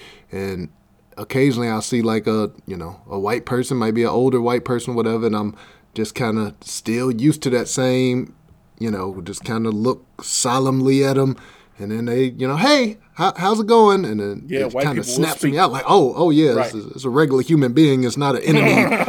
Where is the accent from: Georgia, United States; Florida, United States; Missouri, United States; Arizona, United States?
Missouri, United States; Berkeley; I'm from Berkeley originally.